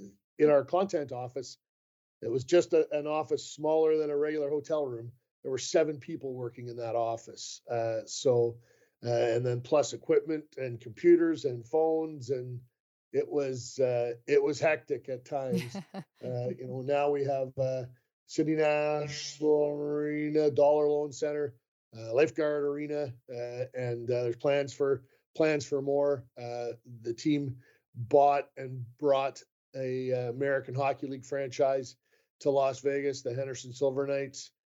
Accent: Canada; I am Canadian and have an interest in watching Canada in international play

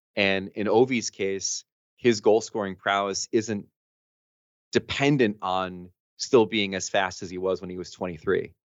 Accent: New Jersey, United States; I'm from Jersey originally

